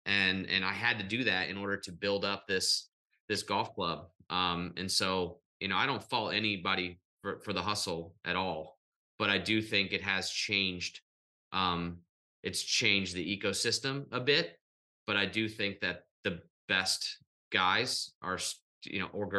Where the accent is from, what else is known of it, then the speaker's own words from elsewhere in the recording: St. Louis, Missouri, United States; I wish we had this in St. Louis. And Bartels was like, it is in St. Louis. I'm from North County.